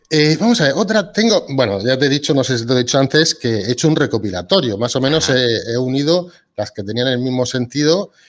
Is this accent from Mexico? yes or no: no; Region of Murcia, Spain; Yo soy de Murcia.